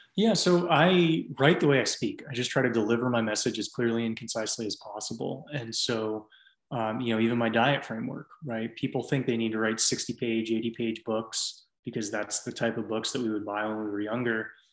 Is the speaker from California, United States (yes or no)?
yes; San Francisco Bay Area, California, United States; moved away as an adult; also born or lived in Nashville, Tennessee; now in Austin, United States; I grew up in the San Francisco Bay Area before everything went crazy